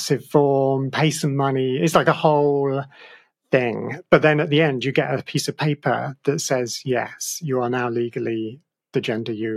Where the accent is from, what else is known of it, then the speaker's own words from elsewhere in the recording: Australia; moved away; I was born in Australia